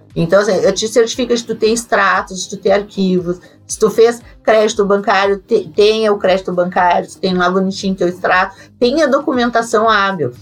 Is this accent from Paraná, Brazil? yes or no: no; Rio Grande do Sul, Brazil; eu sou do Rio Grande do Sul